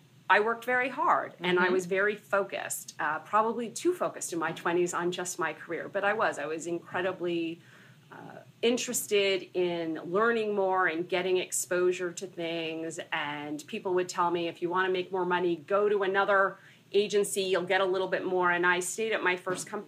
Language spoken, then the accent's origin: English; Los Angeles, California, United States; moved away as an adult; also born or lived in Santa Barbara; now in New York City, United States; I was born and raised in Los Angeles.